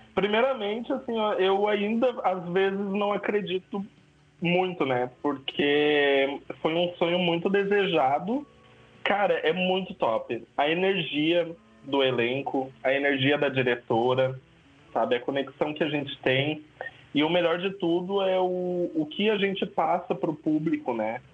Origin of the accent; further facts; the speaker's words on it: São Leopoldo, Rio Grande do Sul, Brazil; Sou de São Leopoldo